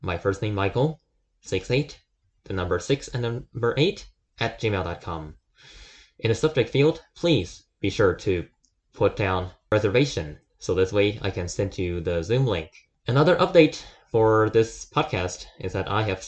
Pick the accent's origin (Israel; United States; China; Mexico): China; moved away; I'm from China